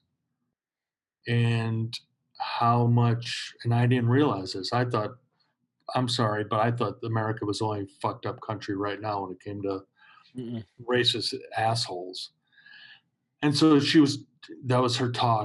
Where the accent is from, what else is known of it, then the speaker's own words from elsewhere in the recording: Chicago, Illinois, United States; growing up in Chicago